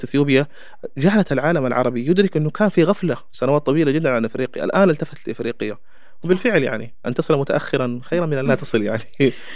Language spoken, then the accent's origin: Arabic; Chad; Arabic is a second language; أنا كتشادي